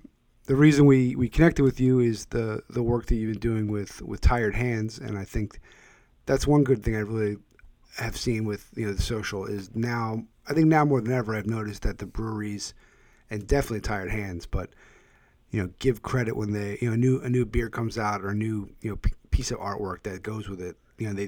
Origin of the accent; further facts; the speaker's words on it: Philadelphia, Pennsylvania, United States; I'm originally from the Philadelphia area